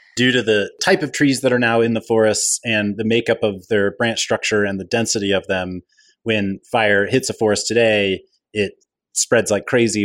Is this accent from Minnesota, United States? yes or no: no; California, United States; As a Californian and resident of the Western United States